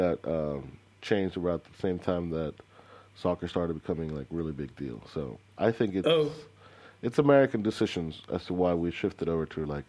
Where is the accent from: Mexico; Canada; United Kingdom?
Mexico; moved away; when I grew up in Mexico